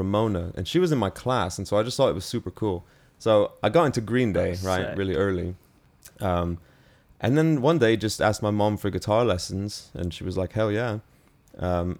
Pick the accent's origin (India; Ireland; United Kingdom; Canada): United Kingdom; also born or lived in New York, United States; My whole family moved to the UK in 2005